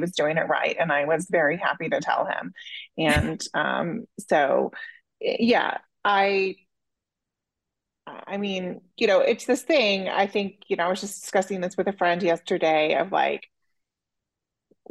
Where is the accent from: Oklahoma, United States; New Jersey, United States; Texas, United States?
Oklahoma, United States; I grew up in Oklahoma, which is pretty conservative.